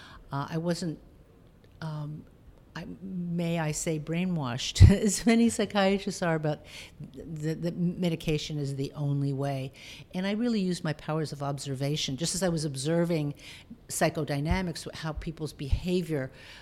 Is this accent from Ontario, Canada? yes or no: yes; Toronto, Ontario, Canada; I'm originally from Toronto, and that's where I went to medical school